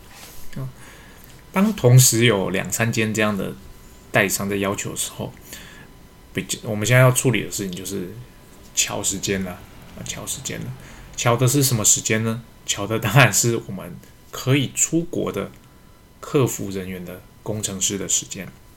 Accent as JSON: {"language": "Chinese", "country": "Taiwan", "said": "我们台湾这边开放的比较慢，"}